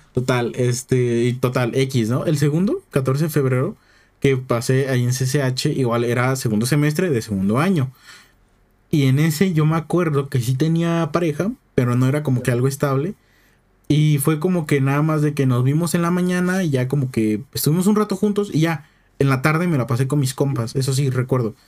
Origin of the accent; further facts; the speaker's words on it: Oaxaca, Mexico; Yo soy Oaxaca